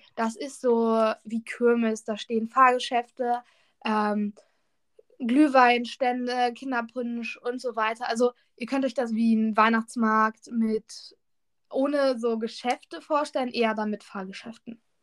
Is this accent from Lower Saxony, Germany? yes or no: yes; Lower Saxony, Germany; bei uns in Niedersachsen